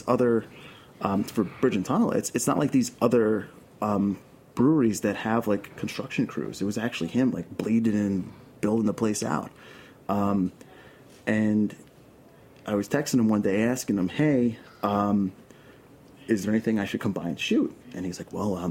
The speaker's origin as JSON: {"language": "English", "town": "New York City", "region": "New York", "country": "United States", "tie": "born or raised there", "accent": "Brooklyn", "said": "I'm born and raised in Queens"}